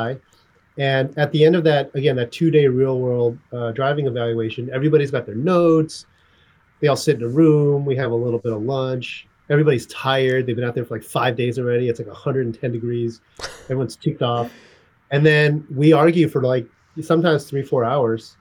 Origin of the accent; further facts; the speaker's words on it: California, United States; also born or lived in St. Louis, Missouri; then we moved to California